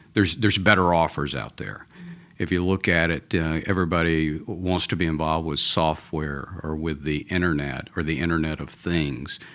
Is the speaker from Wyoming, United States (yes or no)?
no; Atlanta, Georgia, United States; accent: Georgia; now in Texas, United States; I'm originally from Atlanta, from uh, a, Southern boy. So even though I live in Texas now, this is a Georgia accent